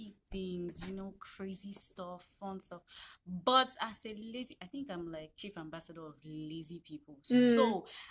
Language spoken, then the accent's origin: English; Nigeria; I'm too Nigerian